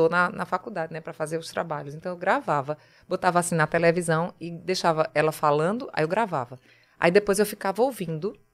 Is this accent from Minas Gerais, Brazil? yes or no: no; Paraíba, Brazil; accent: Paraíba; Aí eu vinha da Paraíba com um sotaque muito puxado